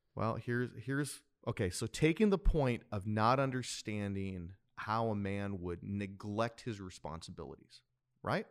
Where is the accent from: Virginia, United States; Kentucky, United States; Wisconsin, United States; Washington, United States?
Wisconsin, United States; now in San Diego, United States; growing up in Wisconsin, uh, I, I had just the best loving mother